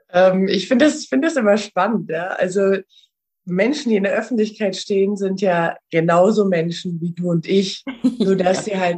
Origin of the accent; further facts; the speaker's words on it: Rhineland, Germany; moved away as an adult; now in Vienna, Austria; Ich bin ja vor zehn Jahren nach Wien gegangen. Ich komme ursprünglich aus, äh, aus dem Rheinland und äh, bin vor zehn Jahren ausgewandert